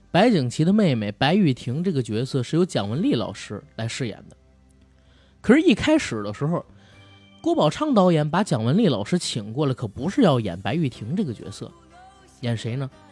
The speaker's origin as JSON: {"language": "Chinese", "region": "Beijing", "country": "China", "said": "身为一个北京人的我，从小到大最爱看的一部电视剧"}